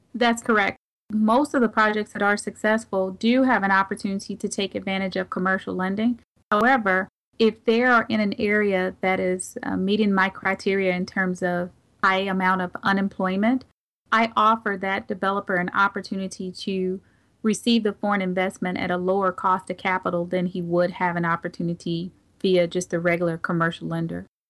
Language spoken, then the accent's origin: English; St. Louis, Missouri, United States; being born and raised here in Saint Louis